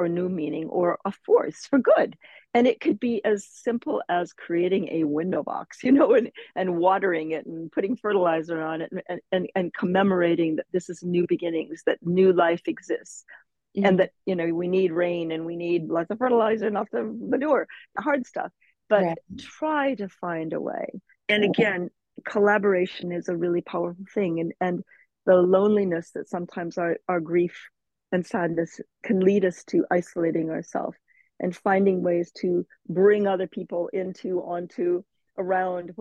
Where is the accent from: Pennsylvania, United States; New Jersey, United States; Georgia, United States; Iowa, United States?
Iowa, United States; Cedar Rapids; moved away as an adult; also born or lived in London, United Kingdom / Nairobi, Kenya; now in Malibu, United States; growing up in Cedar Rapids, Iowa, where I grew up